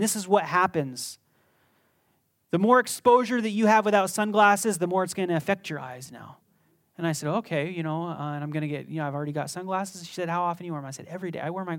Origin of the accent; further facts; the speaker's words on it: Las Vegas, Nevada, United States; I was born in Las Vegas. I grew up here. My eyes are going to be messed up, living in the desert your whole life, almost.